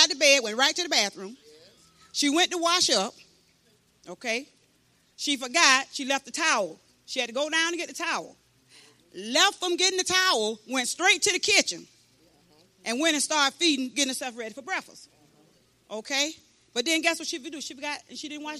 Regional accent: St. Petersburg, Florida, United States; moved away as an adult; now in Bronson, United States; I come from St. Pete

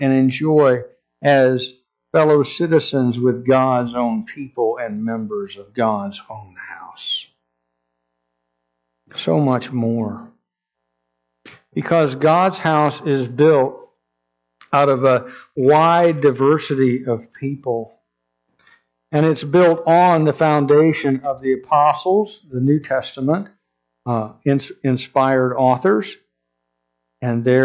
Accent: United States; as an American citizen

